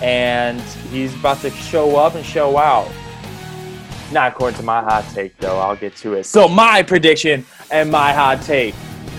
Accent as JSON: {"language": "English", "town": "Ashtabula", "region": "Ohio", "country": "United States", "said": "Ashtabula. That's where I'm from. Well, we're both from Ashtabula County"}